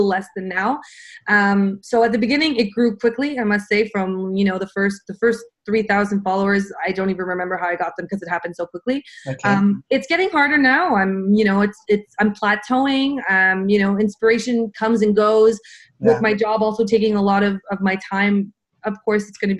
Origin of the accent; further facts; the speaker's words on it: Montreal, Quebec, Canada; I am born and raised in Montreal.